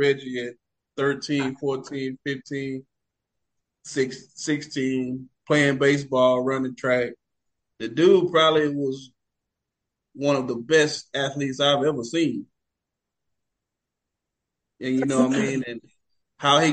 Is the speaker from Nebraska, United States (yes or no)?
no; Lufkin, Texas, United States; I come from Lufkin